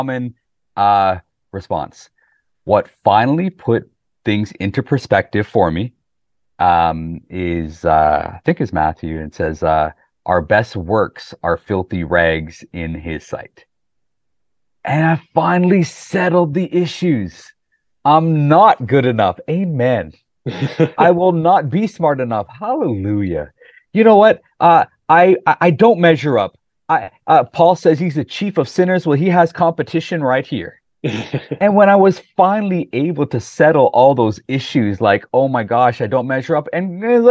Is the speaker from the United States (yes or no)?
no; Canada; also born or lived in Pakistan; growing up in the 80s in Canada